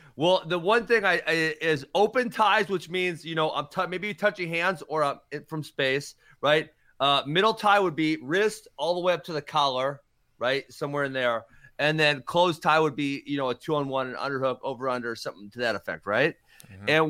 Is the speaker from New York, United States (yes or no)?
no; Lancaster, Wisconsin, United States; yeah, I'm from trying Lancaster, to think if there's any. Yes, Cole's from Lancaster. That's in the boonies out in the west.